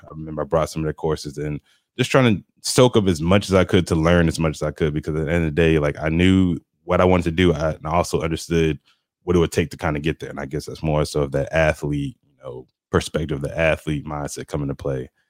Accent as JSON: {"language": "English", "region": "New Jersey", "country": "United States", "also_born_or_lived": "Rome, Georgia", "moved": "as an adult", "lives_now": "Atlanta, United States", "said": "I'm originally from the city. I'm from New Jersey, so I'm used to the hustle and bustle of everything"}